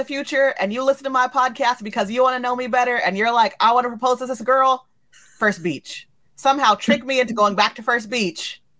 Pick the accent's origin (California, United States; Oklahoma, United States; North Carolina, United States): California, United States; Southern; I grew up in Southern California. I grew up a mile away from the beach.